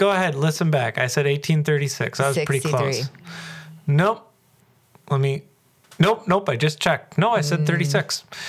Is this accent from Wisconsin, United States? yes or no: yes; Cedarburg, Wisconsin, United States; I was born and raised here.